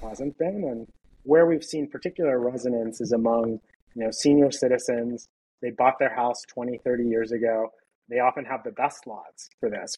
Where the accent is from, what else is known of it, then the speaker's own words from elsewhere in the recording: Pittsburgh, Pennsylvania, United States; Pittsburgh, which is my hometown.